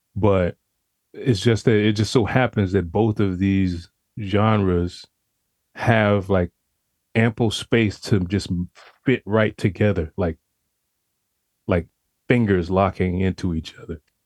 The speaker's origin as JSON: {"language": "English", "town": "Pensacola", "region": "Florida", "country": "United States", "tie": "born or raised there", "said": "I'm from originally from Pensacola, Florida, born and raised."}